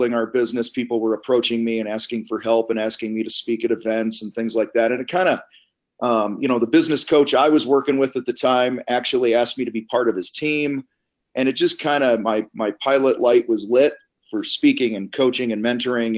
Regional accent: Wheaton, Illinois, United States; I grew up outside of Chicago, a town called Wheaton, Illinois, and grew up in the trades.

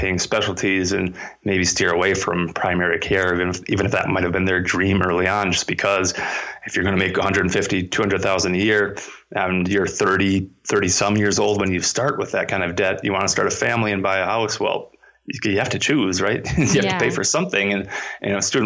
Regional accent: Minnesota, United States; my home state public institution, the University of Minnesota

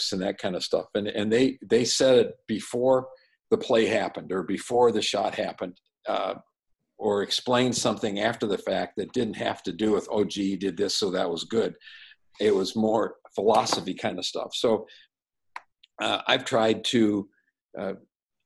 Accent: Madison, Wisconsin, United States; growing up in Madison, my dad was a high school coach for years

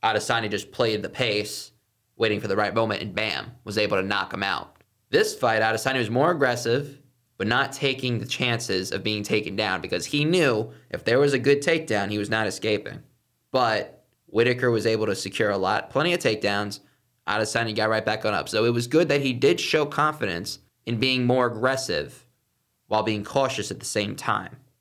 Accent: Viera, Florida, United States; The Washington Nationals used to be in my hometown in Vieira.

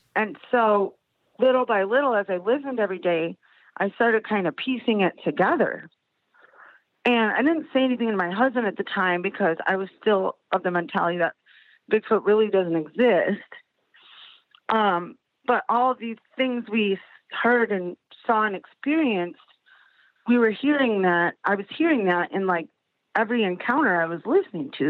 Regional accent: Chicago, Illinois, United States; now in South Bend, United States; I'm from Chicago originally. We live in South Bend

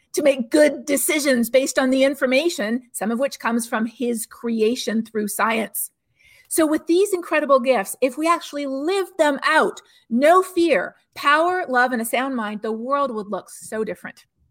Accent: Canada; now in Texas, United States; I'm not from Texas, I'm actually Canadian originally

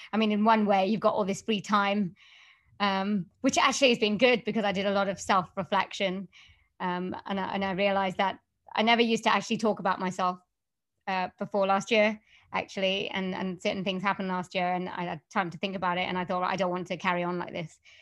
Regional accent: Wales, United Kingdom; accent: Welsh; I can do a Welsh accent, 'cause I come from Wales, so I do Welsh accents

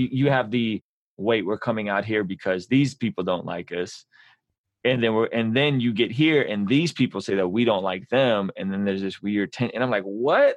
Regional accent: San Diego, California, United States; English is a second language; also born or lived in Baku, Azerbaijan; We relocated to San Diego, which at the time was a predominantly Black, mm, Hispanic neighborhood

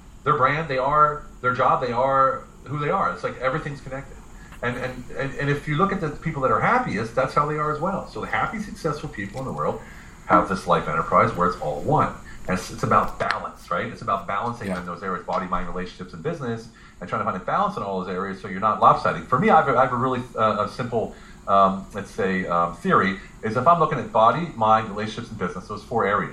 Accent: United States; moved away as an adult; now in Budapest, Hungary; I'm American. We grew up that way

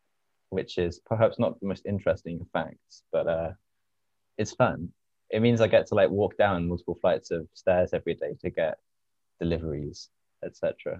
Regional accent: Durham, North East England, United Kingdom; Yeah, it depends what you define as north. I'm from Durham.

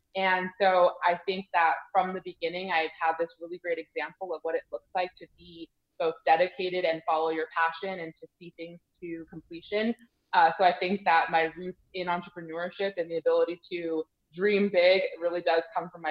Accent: Mission Viejo, California, United States; moved away as an adult; also born or lived in New Jersey; now in Tempe, United States; I grew up in Mission Viejo, California, which is South Orange County

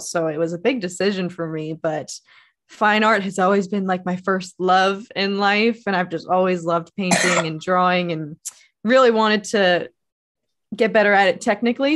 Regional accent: Philadelphia area, Pennsylvania, United States; I grew up in the Philadelphia area and went to Temple

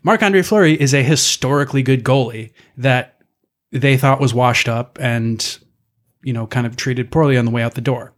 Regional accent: Midwest, United States; being a Midwesterner

